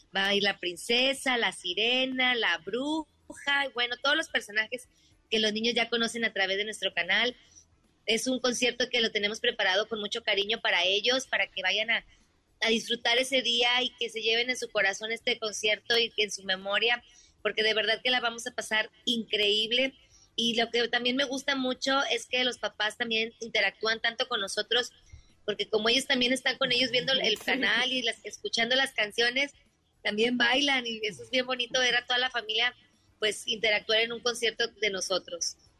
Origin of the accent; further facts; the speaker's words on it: Monterrey, Nuevo León, Mexico; somos de Monterrey.